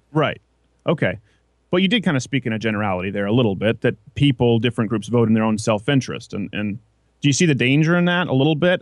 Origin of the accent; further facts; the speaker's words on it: Quebec, Canada; I grew up in French Canada